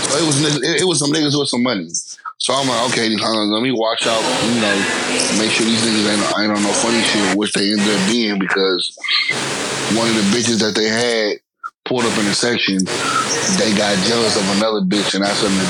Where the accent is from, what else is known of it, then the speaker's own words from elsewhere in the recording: the Bay Area, California, United States; I'm from the Bay. She's like, oh my God, I'm for the day. was like, I'm from Fremont.